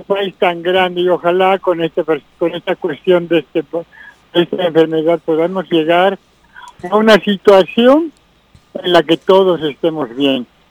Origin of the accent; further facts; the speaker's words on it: Bolivia; now in United States; nosotros bolivianos